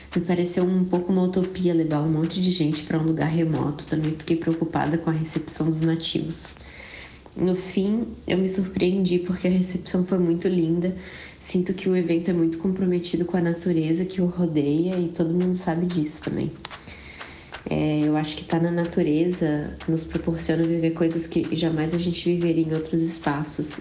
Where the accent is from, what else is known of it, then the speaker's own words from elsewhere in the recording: Florianópolis, Santa Catarina, Brazil; Eu sou de Floripa mesmo